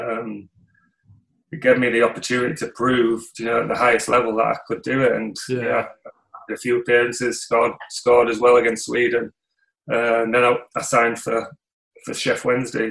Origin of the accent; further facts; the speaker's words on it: Bridlington, Yorkshire and the Humber, United Kingdom; I'm from Bridlington originally, on the East Coast.